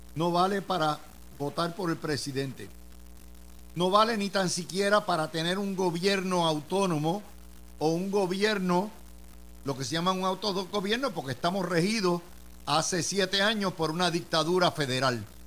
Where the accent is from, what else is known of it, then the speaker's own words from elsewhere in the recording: Puerto Rico; moved away as an adult; now in United States; nosotros los que vivimos en los estados y nacimos en Puerto Rico